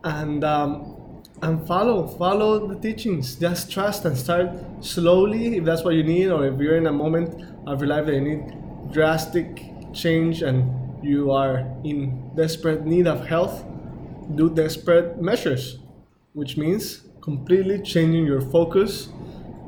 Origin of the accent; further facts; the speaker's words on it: Mexico; I'm from Mexico